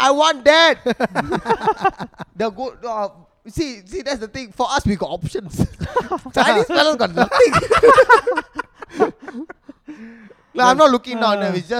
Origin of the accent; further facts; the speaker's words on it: India; Like, I fucking love myself being an Indian.